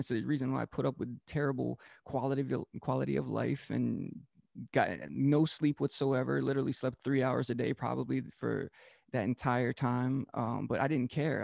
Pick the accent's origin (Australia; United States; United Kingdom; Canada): United States; Georgetown, Delaware; also born or lived in Rehoboth Beach, Delaware; Georgetown, Delaware um, was the official town that I grew up